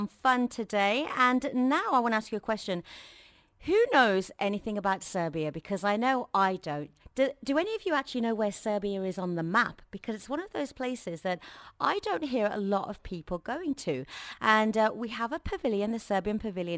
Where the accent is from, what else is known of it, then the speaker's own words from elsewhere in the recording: England, United Kingdom; growing up in England